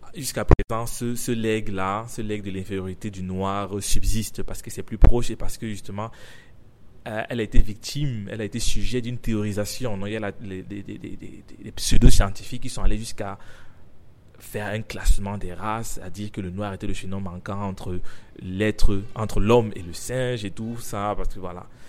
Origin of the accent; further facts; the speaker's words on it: Cameroon; first language French; je suis africain, j'ai grandi au Cameroun